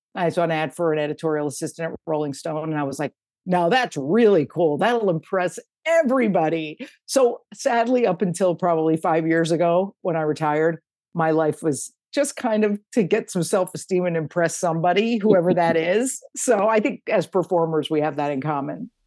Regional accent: Connecticut, United States; living in the house where I grew up in in Connecticut

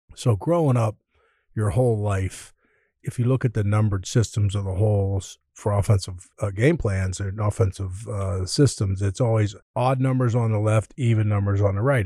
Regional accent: Pittsburgh, Pennsylvania, United States; moved away as an adult; also born or lived in Chicago; Growing up in Pittsburgh, going to Pitt

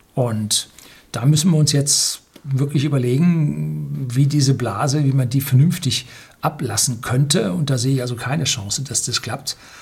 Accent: Germany; als Deutsche

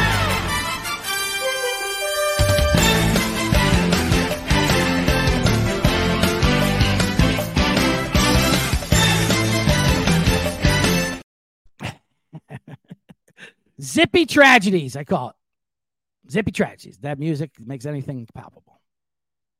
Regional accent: New Jersey, United States; I grew up in Jersey with a bunch of Italians

